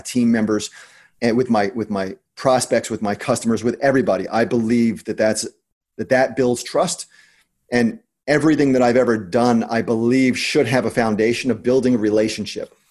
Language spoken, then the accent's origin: English; New Jersey, United States; I'm from New Jersey